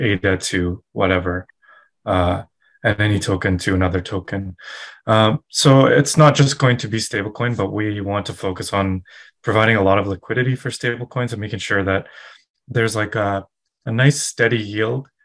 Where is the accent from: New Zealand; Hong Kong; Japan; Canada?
Canada; west coast of Canada; I'm also from Canada, mm-hmm. uh, west coast of Canada.